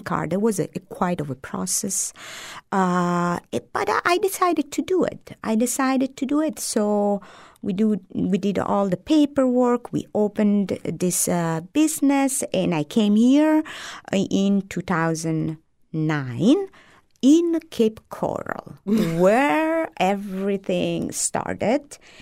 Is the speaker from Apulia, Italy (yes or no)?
yes; Apulia, Italy; first language Italian; English is a second language; moved away as an adult; also born or lived in Lake Como, Italy; now in United States; I moved from Lake Como to South Italy